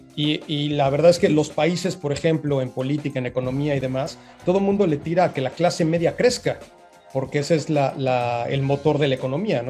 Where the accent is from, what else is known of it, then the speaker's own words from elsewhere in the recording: Mexico; now in Playa del Carmen, Mexico; Soy, soy el mexicano número veintinueve en escalar el Everest